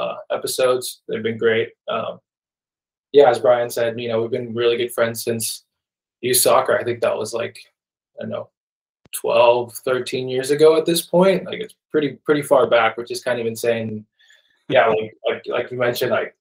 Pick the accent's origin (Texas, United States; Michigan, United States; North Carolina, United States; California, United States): North Carolina, United States; Wake Forest; also born or lived in Nairobi, Kenya; I was born in Kenya, Nairobi, Kenya. I grew up there until I was about 8. And in 2003, my dad brought the whole family to America, to North Carolina